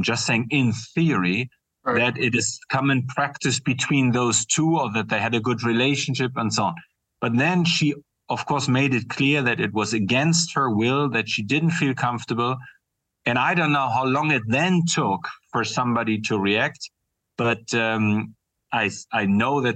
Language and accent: English; Bremen, Germany; moved away; my hometown, Bremen in northern Germany